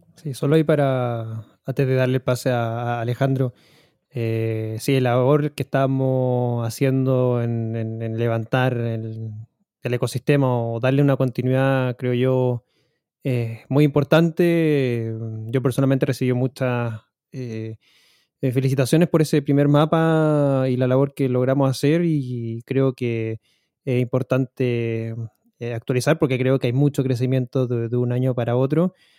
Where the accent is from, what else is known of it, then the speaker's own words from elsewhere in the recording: Chile; como chileno